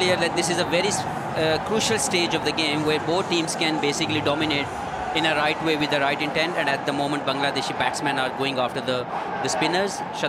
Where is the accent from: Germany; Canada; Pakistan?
Pakistan